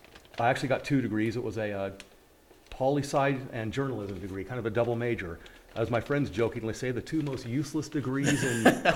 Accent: Napa, California, United States; moved away as an adult; now in Bend, United States; I was born and raised in Napa Valley, the wine region.

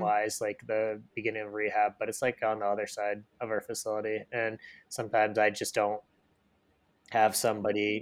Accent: Michigan, United States; moved away; where I grew up in Michigan

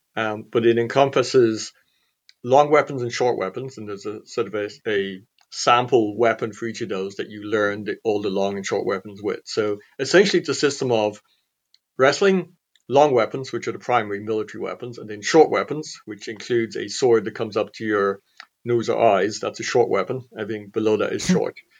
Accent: Clonmel, Tipperary, Ireland; born or raised there

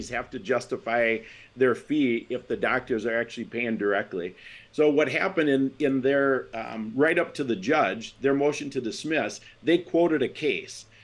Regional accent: Wisconsin, United States; I'm from Wisconsin. You can tell because I don't have an accent

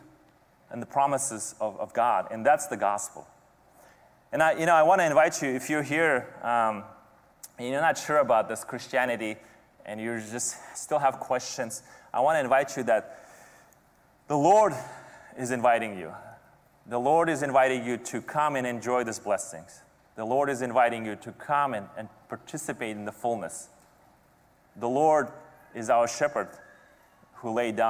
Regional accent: Kazakhstan; moved away; every summer growing up in Kazakhstan

